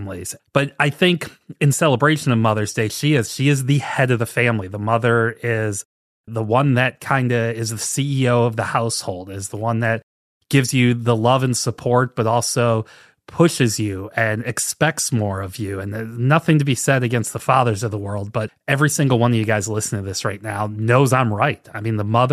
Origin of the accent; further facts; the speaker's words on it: St. Louis, Missouri, United States; also born or lived in Minnesota; now in Cincinnati, United States; I grew up in St. Louis, and I live here in Cincinnati, Ohio